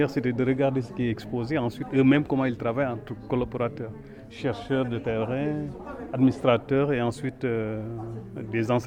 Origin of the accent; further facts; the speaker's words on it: Algeria; now in Lyon, France; euh, euh, donc je viens de commencer ma thèse à l'ENS de Lyon. Je viens d'Algérie